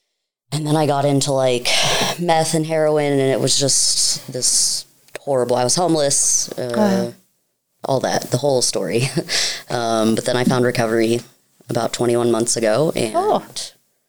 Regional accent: United States; I grew up in Carroll County

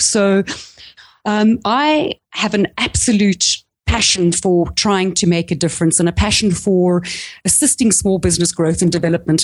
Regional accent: South Africa; accent: South African; moved away as an adult; I'm actually South African, if you can hear it by my accent, but I've, I haven't lived in the country for fifteen years.

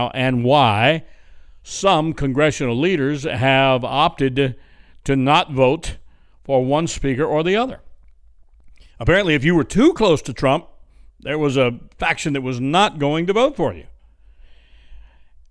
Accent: Louisiana, United States; I grew up and was around Louisiana politics all my life

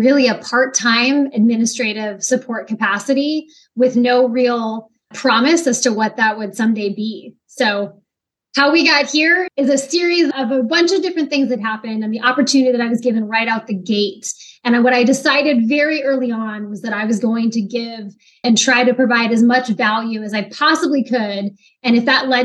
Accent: Kent, Washington, United States; moved away as an adult; also born or lived in Utah; now in Virginia Beach, United States; I grew up in a small city called

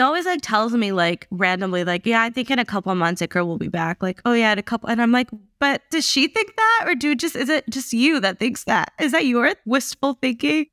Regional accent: United States; born and raised here

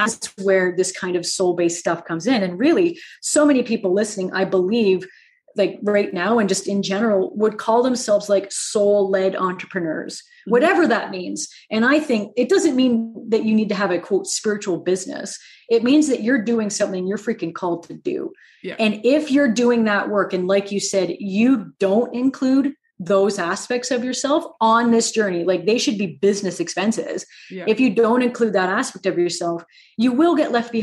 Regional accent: Canada; I am a friendly Canadian

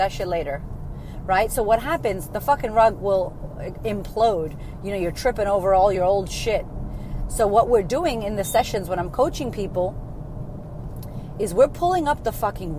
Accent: Framingham, Massachusetts, United States; also born or lived in Boston, Massachusetts; Where I grew up is Framingham, Massachusetts

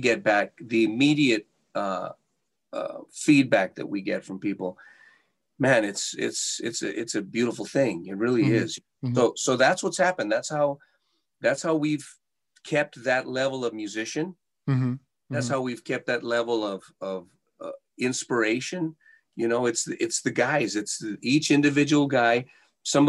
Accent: Santa Fe, New Mexico, United States; now in Las Vegas, United States; We grew up in Santa Fe, New Mexico, in a very a humble home

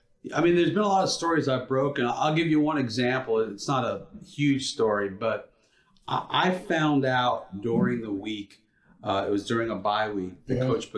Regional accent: New York, United States; moved away; I grew up in New York.

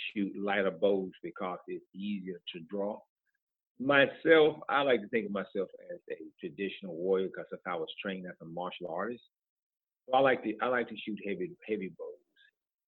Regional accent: Tuskegee, Alabama, United States; moved away as an adult; also born or lived in West Point, New York; now in Atlanta, United States; I'm originally from Tuskegee, Alabama, where I was born and raised

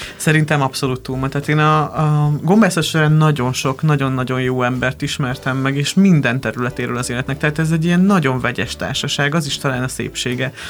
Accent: Lébény, Győr-Moson-Sopron, Hungary; Győr mellett nőttem fel, egy Lébény nevű faluban

